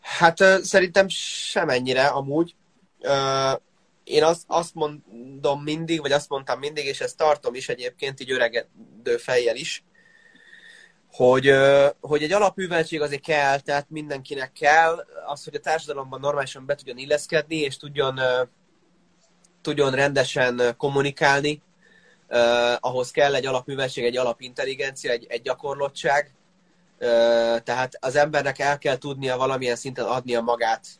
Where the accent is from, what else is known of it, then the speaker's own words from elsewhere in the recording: Székesfehérvár, Fejér, Hungary; a szülővárosunkhoz, Székesfehérvárhoz